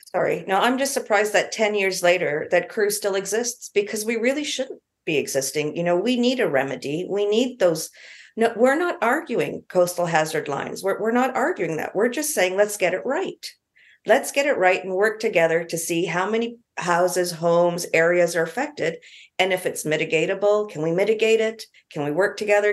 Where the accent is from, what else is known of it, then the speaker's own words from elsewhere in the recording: Canada; now in New Zealand; I'm Canadian, a few years ago, I was back in Canada